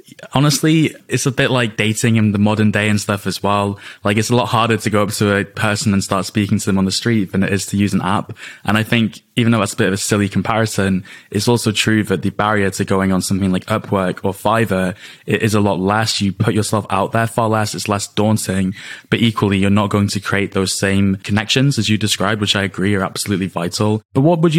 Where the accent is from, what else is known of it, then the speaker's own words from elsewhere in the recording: United Kingdom; we're British